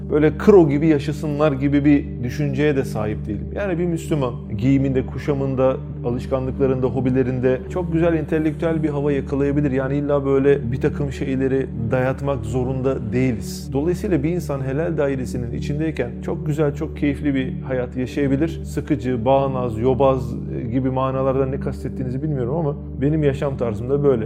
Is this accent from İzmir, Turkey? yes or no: yes; İzmir, Turkey; doğma büyüme İzmirliyim